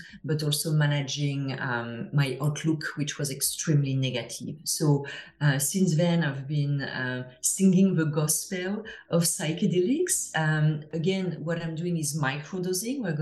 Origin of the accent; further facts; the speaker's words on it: France; English is a second language; now in Toronto, Canada; you can hear to my accent, I'm from France originally, but I live in Toronto